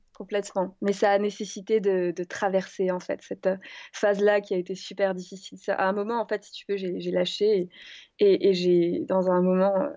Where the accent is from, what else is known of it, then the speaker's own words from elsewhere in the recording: Alsace, Grand Est, France; Je suis partie de, ma maison, de la maison où j'ai grandi en Alsace